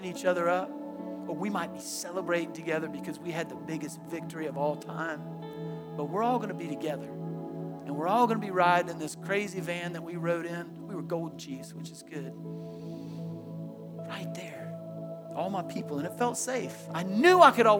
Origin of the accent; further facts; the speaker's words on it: Tallahassee, Florida, United States; I grew up in Tallahassee